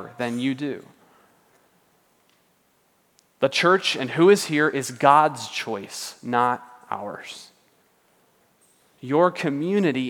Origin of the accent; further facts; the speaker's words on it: United States; we're American